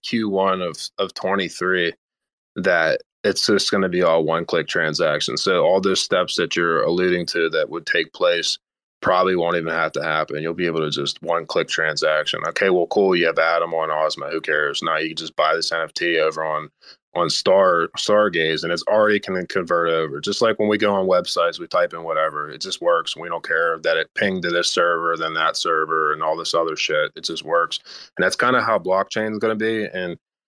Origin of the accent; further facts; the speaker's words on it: United States; I'm too American for that.